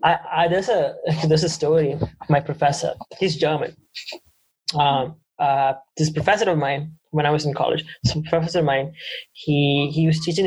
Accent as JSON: {"language": "English", "country": "Canada", "said": "Oh, we're all from Canada. We're all born in Canada."}